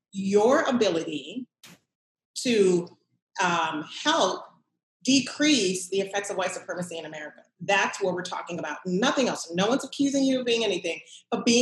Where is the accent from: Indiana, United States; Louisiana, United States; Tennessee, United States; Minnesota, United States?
Louisiana, United States; New Orleans; also born or lived in Los Angeles, California / Washington, District of Columbia, United States; I was raised in New Orleans